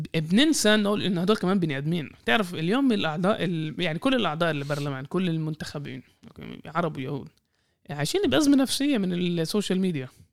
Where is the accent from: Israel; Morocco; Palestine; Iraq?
Israel; كفلسطينيين في الداخل